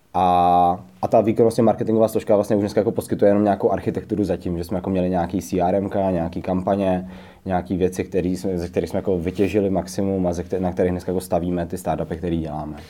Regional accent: Třinec, Moravian-Silesian Region, Czechia; now in Prague, Czech Republic; vývářský tým jsme založili spolu s mým společníkem Davidem Hotařem v Třinci, odkud oba dva vlastně pocházíme

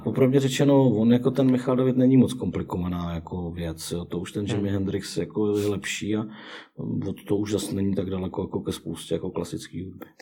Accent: Czechia; jsme Češi

